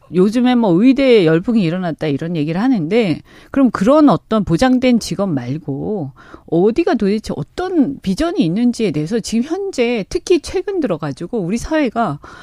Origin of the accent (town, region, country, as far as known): Busan, South Korea; born or raised there